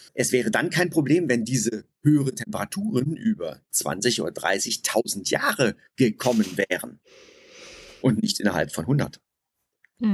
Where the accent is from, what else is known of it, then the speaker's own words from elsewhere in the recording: Germany; ich selbst komme auch aus einem kleinen Städtchen umgeben von vielen Wäldern. Ich bin in diesen Wäldern groß geworden